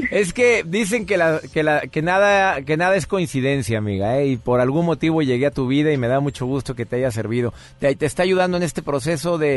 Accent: Tacna, Peru; yo soy de Perú, de Tacna.

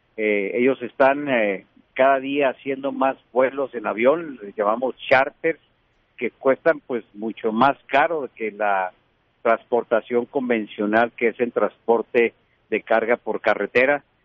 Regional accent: Ciudad Juárez, Chihuahua, Mexico; los que vivimos, si somos de Juárez o de, Chihuahua.

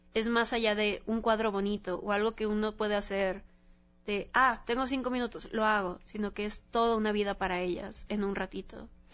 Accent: Mexico; toda la comunidad que tenemos como mexicanos

